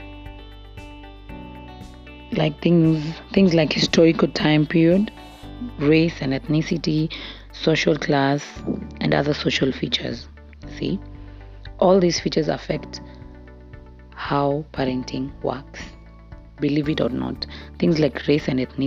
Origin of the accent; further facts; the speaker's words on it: Italy; I was raised in Italy